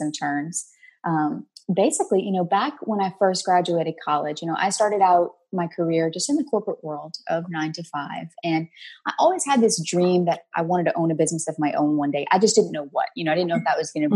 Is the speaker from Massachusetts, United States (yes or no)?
no; New Orleans, Louisiana, United States; I'm from New Orleans, down here in the hot, sticky South.